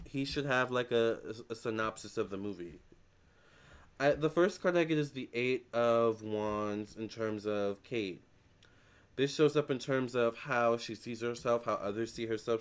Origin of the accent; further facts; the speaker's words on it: United States; I'm American